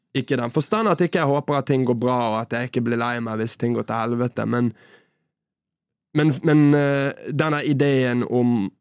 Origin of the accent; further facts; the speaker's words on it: Bergen, Vestland, Norway; moved away as an adult; also born or lived in Oslo; Så, men Bergen er jo hjemmet mitt. Jeg kommer fra Bergen